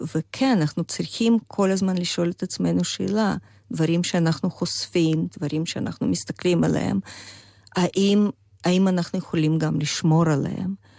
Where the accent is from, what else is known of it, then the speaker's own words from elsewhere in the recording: Vladimir, Vladimir Oblast, Russia; Hebrew is a second language; moved away as an adult; also born or lived in Chisinau, Moldova; now in Israel; אני באה מעיר אה, ולדימיר, שזאת בירת של אחת הממלכות המוקדמות אה, רוסיות